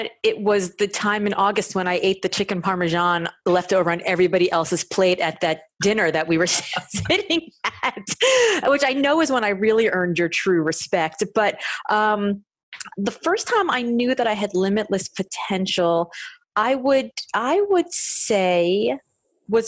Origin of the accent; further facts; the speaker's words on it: Miami, Florida, United States; I come from Miami, which you would not know based on the glow in the dark pale skin that I have